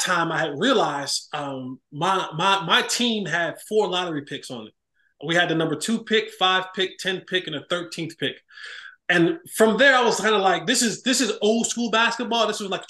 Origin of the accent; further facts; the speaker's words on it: Roselle, New Jersey, United States; born and raised in New Jersey, Roselle, New Jersey.